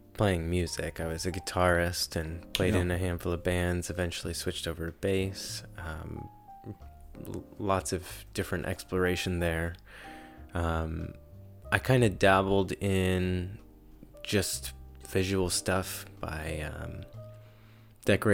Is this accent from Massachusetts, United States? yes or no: yes; Springfield, Massachusetts, United States; also born or lived in North Carolina; now in Savannah, United States; So I was born in Western Massachusetts.